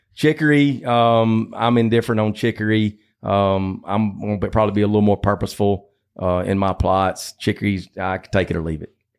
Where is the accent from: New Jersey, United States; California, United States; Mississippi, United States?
Mississippi, United States; Batesville; I grew up in Batesville on a hog farm, about uh, sixty miles south of Memphis